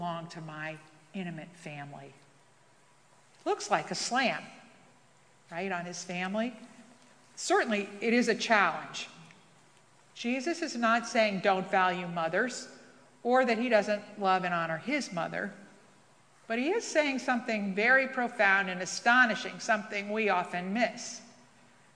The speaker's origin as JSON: {"language": "English", "region": "New York", "country": "United States", "moved": "yes", "said": "as a New Yorker"}